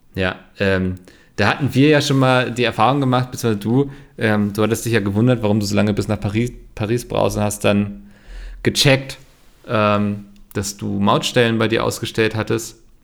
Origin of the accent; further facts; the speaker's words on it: Northern Germany, Germany; ich bin ja Norddeutscher